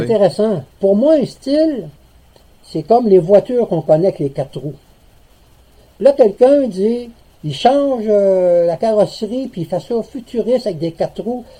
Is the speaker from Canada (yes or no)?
yes; Lévis, Quebec, Canada; also born or lived in Montreal / Saguenay; now in Gaspésie, Canada; je suis natif de Lévis, donc j'ai connu un peu les euh, petites places